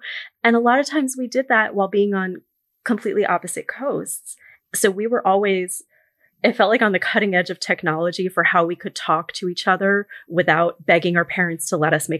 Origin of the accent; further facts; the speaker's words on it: New York City, New York, United States; I grew up in New York City, but I'm very close with some of my cousins in California.